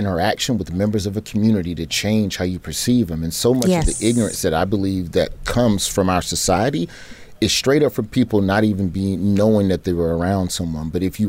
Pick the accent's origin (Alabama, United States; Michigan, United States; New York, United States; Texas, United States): Alabama, United States; Birmingham; growing up in Birmingham